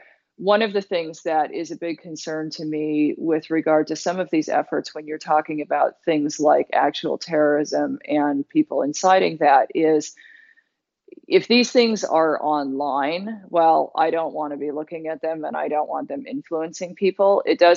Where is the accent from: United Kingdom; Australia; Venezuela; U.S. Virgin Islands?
United Kingdom; London; now in United States; as a British citizen